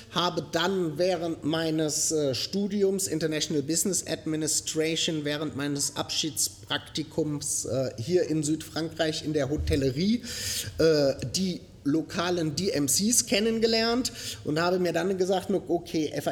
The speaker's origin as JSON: {"language": "German", "town": "Groß-Gerau", "region": "Hesse", "country": "Germany", "accent": "Frankfurt area", "moved": "as an adult", "lives_now": "France", "said": "Wie ihr an äh, meinem Akzent hören könnt, komme ich ursprünglich aus dem Frankfurter Raum, um genau zu sein, aus Groß-Gerau"}